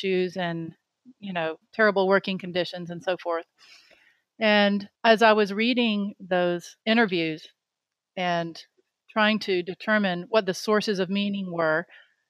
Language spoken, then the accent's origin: English; Jacksonville, Florida, United States; moved away as an adult; also born or lived in Miami, Florida; now in North Carolina, United States; I grew up in Jacksonville, Florida